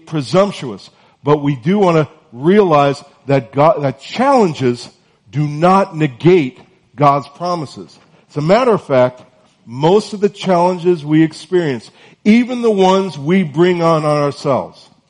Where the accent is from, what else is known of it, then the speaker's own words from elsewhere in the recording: North Carolina, United States; I'm from North Carolina, and it's still sort of warm there